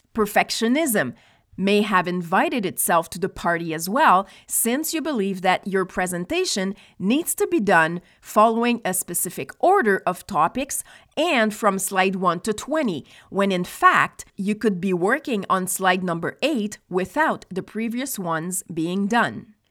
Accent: Nova Scotia, Canada; moved away; also born or lived in Quebec; I was born in Nova Scotia, which is one hour ahead of Quebec

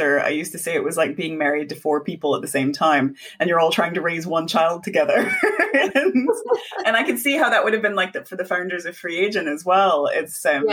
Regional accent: United States; moved away; We're both immigrants. So she's from Hong Kong and I'm from America

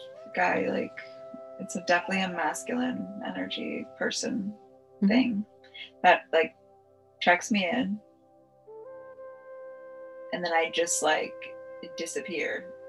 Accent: Long Beach, United States; I was actually born there.

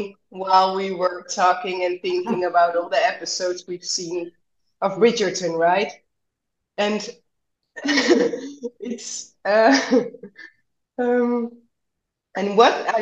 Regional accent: Netherlands; I grew up in the West, right? In the Netherlands

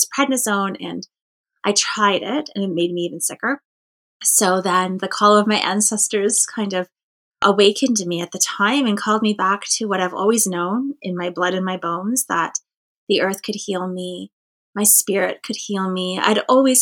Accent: Cape Croker First Nation, Ontario, Canada; I'm from Cape Croker First Nation

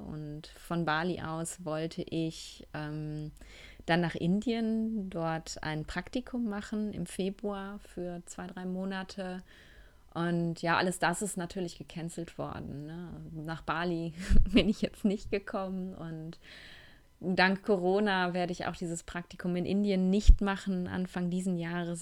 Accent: Essen, North Rhine-Westphalia, Germany; moved away as an adult; now in Cologne, Germany; zurück in meine Heimatstadt, zurück nach Essen

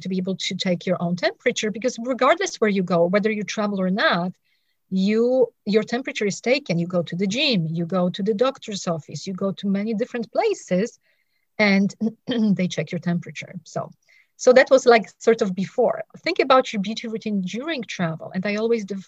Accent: Poland; also born or lived in England; now in United States; I was living in England. I'm originally from Poland

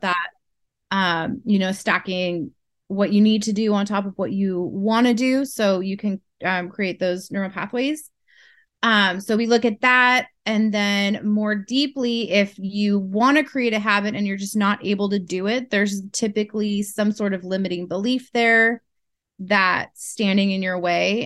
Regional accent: Northern California, United States; moved away as an adult; now in Alaska, United States; I'm from California originally, uh, Northern California

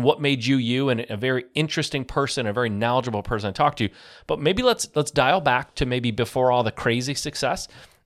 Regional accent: Michigan, United States; I grew up in Michigan

